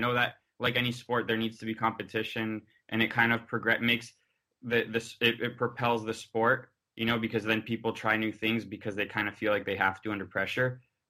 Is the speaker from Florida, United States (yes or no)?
yes; Miami, Florida, United States; But there, I'm from Miami, and there's no waves there